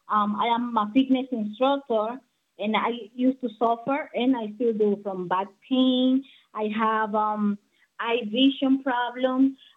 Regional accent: Dominican Republic; now in New Jersey, United States; I am Dominican from New Jersey

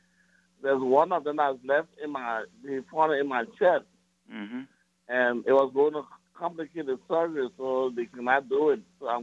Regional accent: Liberia; moved away; I'm from Liberia.

